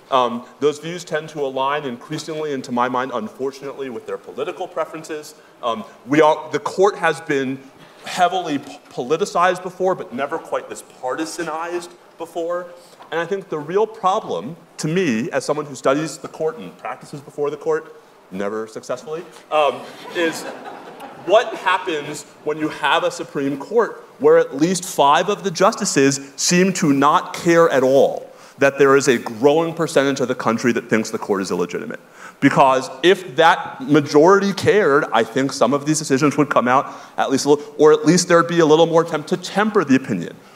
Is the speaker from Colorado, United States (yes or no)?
no; New York, United States; I'm a New Yorker.